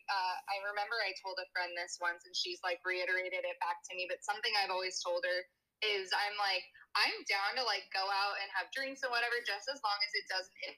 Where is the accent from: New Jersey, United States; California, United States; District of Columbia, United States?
California, United States; Bay Area; moved away as an adult; also born or lived in San Francisco, California; now in Austin, United States; I'm from the Bay Area. I went to college in SoCal.